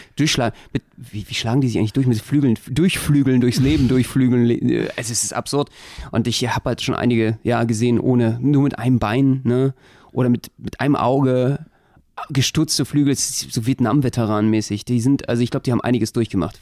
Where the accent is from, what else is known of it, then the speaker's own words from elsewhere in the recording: Berlin, Germany; Als Berliner habe ich eine ganz besondere Beziehung dazu